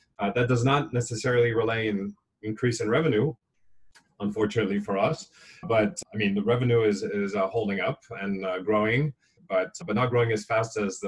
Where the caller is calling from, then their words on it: Hong Kong; I'm calling you from Hong Kong, where things are pretty quiet.